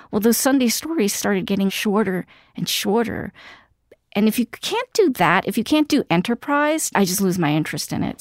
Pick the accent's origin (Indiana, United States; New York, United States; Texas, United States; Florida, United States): New York, United States; New York City; I grew up in Queens